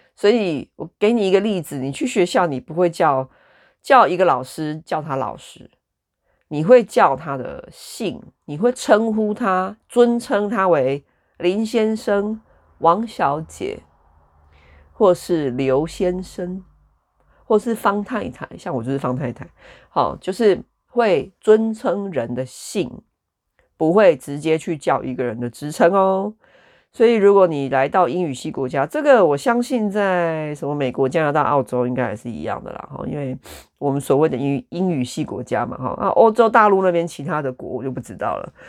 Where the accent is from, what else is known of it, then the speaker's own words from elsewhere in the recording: Taichung, Taiwan; now in United Kingdom; 我就是一个来自人口很密集，然后很多人的一个城市，台中